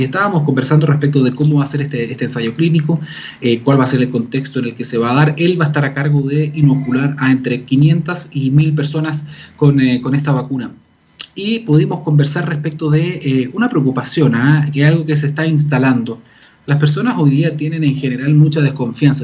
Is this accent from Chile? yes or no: yes; Chile; somos todos chilenos